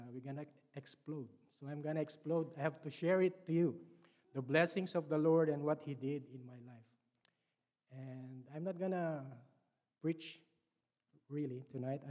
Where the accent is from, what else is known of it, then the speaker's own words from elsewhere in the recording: Philippines; English is a second language; moved away; I was born in the Philippines and raised as a Roman Catholic